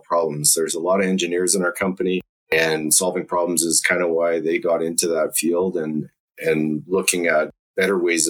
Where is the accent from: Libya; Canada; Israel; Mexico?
Canada; Calgary, Alberta; I grew up in Calgary, so I'm native Calgarian, or just outside of Calgary, actually, on a farm